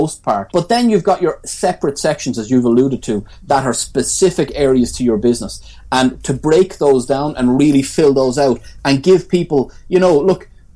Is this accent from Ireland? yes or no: yes; Tramore, Munster, Ireland; now in Cork, Ireland; I'm not from Cork. I'm from Waterford